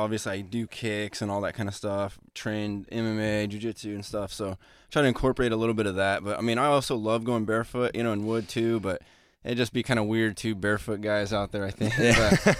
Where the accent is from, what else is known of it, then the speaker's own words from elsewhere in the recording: Hawaii, United States; Yeah, if we're from Hawaii, we know we're being worked.